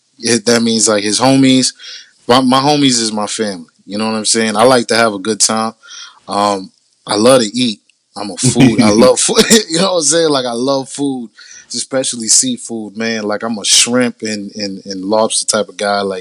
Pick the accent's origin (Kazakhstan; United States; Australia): United States; Boston, Massachusetts; I'm originally from Mattapan, Boston.